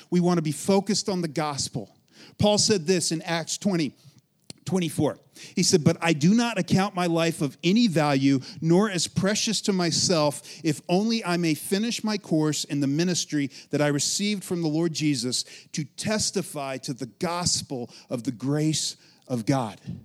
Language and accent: English; Western Colorado, United States; I'm from Western Colorado, grew up, born, raised, right? In Western Colorado